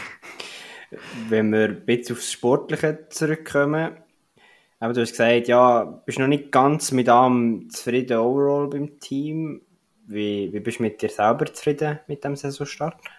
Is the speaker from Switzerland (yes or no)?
yes; Switzerland; als Schweizer